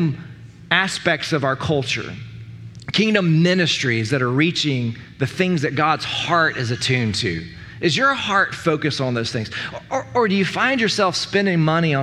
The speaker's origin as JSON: {"language": "English", "country": "United States", "said": "we as American Christians"}